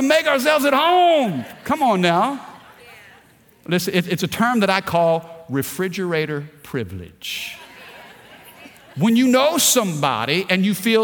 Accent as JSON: {"language": "English", "region": "Missouri", "country": "United States", "tie": "born or raised there", "moved": "as an adult", "said": "my upbringing in Missouri"}